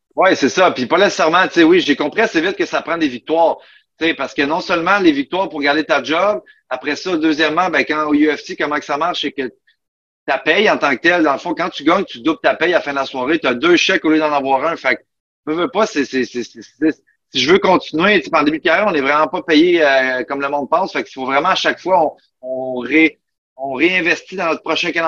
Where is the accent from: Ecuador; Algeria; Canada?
Canada; Buckingham, Quebec; moved away as an adult; also born or lived in Mont-Tremblant / Florida; je viens, de Buckingham, dans l'Outaouais, à côté de Gatineau